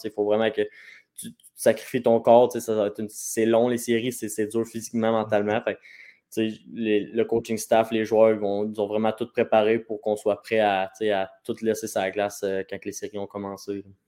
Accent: Quebec, Canada; proche de chez nous, à Shawinigan

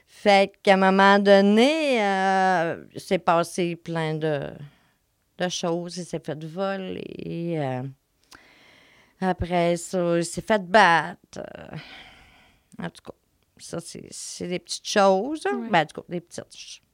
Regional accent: Saint-Félicien, Quebec, Canada; moved away as an adult; now in Saguenay, Canada; je viens de Saint-Félicien

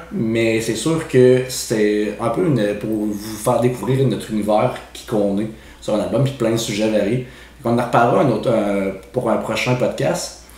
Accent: Quebec City, Quebec, Canada; Moi, je suis né pas en banlieue de Montréal, moi, je viens de Québec. Puis, j'ai grandi euh, dans le coin.

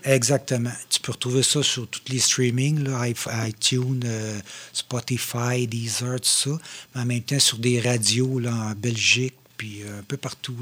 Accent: Shawinigan, Quebec, Canada; also born or lived in Saint-Grégoire / Trois-Rivières; je viens de Saint-Grégoire, mais je suis arrivé à Shawi euh, très, très tôt

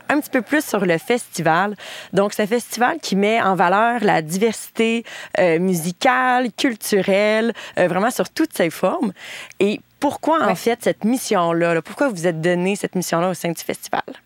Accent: Bas-Saint-Laurent, Quebec, Canada; ma région euh, d'origine, le Bas-Saint-Laurent

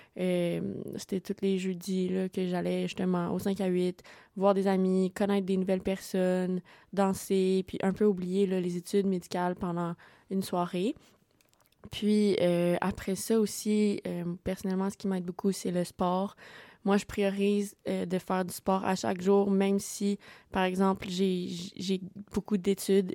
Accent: Sherbrooke, Quebec, Canada; je viens du cégep de Sherbrooke, donc je suis collégienne. Donc voilà, moi je n'ai pas déménagé

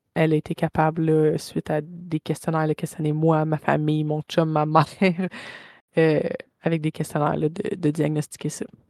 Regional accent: Saint-Jean-sur-Richelieu, Quebec, Canada; now in Bromont, Canada; je viens de Saint-Jean-sur-Richelieu. Je suis à Bromont maintenant

